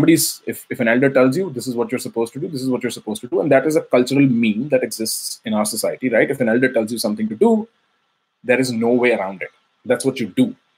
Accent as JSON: {"language": "English", "town": "Faridabad", "region": "Haryana", "country": "India", "tie": "born or raised there", "moved": "as an adult", "lives_now": "New York City, United States", "said": "I grew up in India, Faridabad, near New Delhi. Faridabad is a suburb where I grew for the first 21 years of my life"}